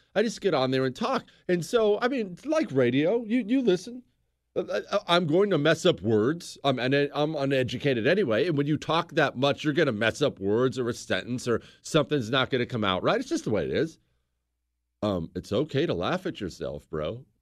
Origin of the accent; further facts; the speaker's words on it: United States; I'm an American